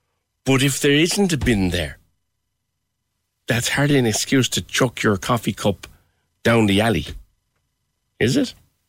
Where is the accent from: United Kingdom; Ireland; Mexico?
Ireland; Mayfield, Munster; I'm originally from Mayfield. Even the shopping centre there has lots of bins outside, and that's now a wealthy area.